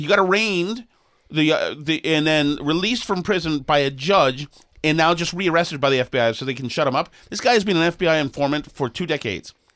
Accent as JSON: {"language": "English", "town": "Boston", "region": "Massachusetts", "country": "United States", "said": "I'm from Boston"}